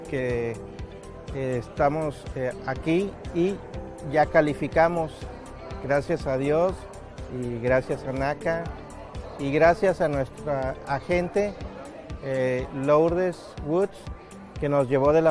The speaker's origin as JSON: {"language": "Spanish", "region": "Querétaro", "country": "Mexico", "said": "Hola, ¿qué tal? … soy de México, de Querétaro."}